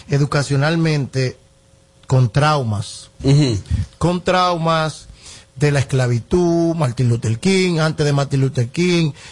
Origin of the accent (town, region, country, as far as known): Dominican Republic